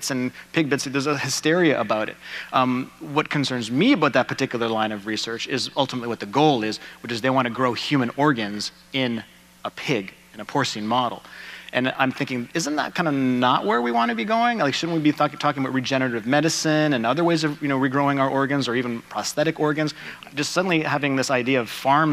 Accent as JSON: {"language": "English", "country": "Canada", "said": "I'm Canadian"}